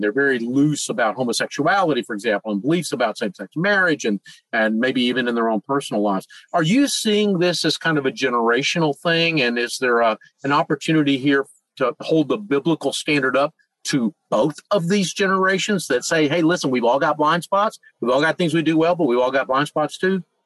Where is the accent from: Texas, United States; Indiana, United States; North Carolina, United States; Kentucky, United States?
North Carolina, United States; Charlotte; my hometown of Charlotte, North Carolina